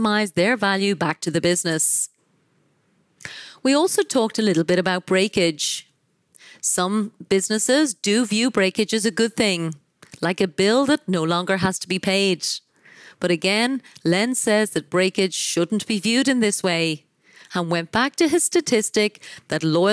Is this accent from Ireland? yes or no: yes; Ireland; my home country of Ireland